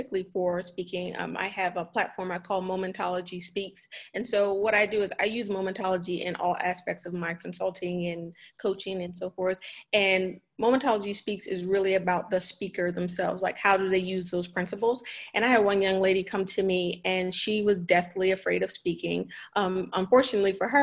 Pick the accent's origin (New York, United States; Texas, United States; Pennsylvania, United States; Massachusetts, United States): Pennsylvania, United States; Philadelphia; I grew up in Philadelphia in the city